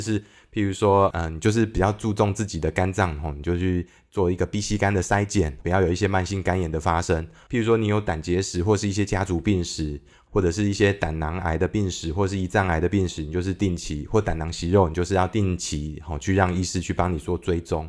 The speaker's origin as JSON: {"language": "Chinese", "region": "Kaohsiung", "country": "Taiwan", "tie": "born or raised there", "also_born_or_lived": "Taipei", "said": "我是高雄出生的小孩嘛，然后后来 那个，呃，家里有一些状况之后，我父母离， 离婚之后，我就到搬到台北去住了。那我的国小是在台北长大的。那我爸爸本身也是高雄人。那我国小毕业之后，他又帮我搬回这个高雄住。所以我的国中、高中也都是在高雄度过"}